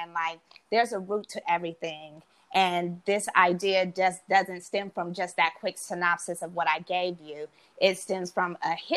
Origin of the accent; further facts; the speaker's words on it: Oakland, California, United States; we're both from Oakland